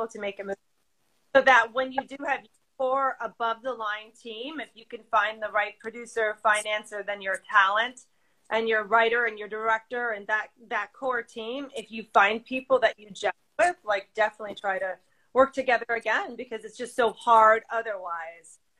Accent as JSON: {"language": "English", "town": "Chicago", "region": "Illinois", "country": "United States", "said": "I'm from Chicago, and I was an actress"}